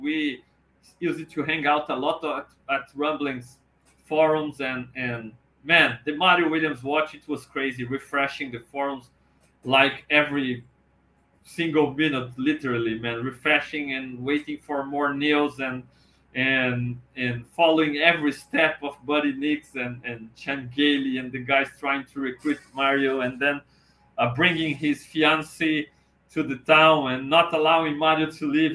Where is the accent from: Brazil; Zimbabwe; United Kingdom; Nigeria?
Brazil; talking Bills with you all over the world from Brazil